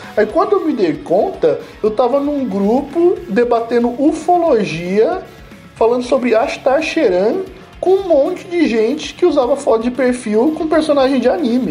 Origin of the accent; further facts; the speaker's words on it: Brazil; Eu, como brasileiro